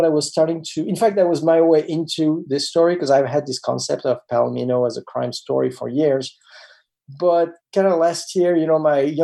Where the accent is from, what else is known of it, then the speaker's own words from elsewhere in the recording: France; moved away; when I was growing up in France